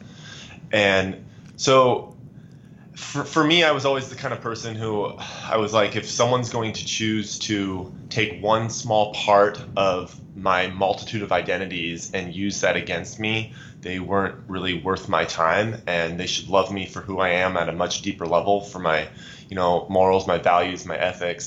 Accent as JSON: {"language": "English", "town": "Pierce", "region": "Nebraska", "country": "United States", "tie": "born or raised there", "said": "I'm from a small farm community in northeast Nebraska called Pierce, Nebraska"}